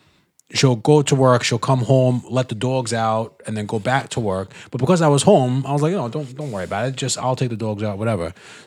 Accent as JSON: {"language": "English", "region": "Mississippi", "country": "United States", "said": "I'm from Mississippi."}